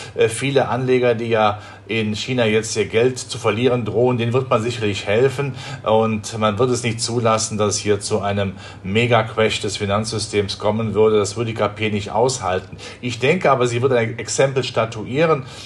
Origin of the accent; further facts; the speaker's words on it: Rhineland, Germany; Ich komme ja aus dem Rheinland, da spricht man ja von der Wupper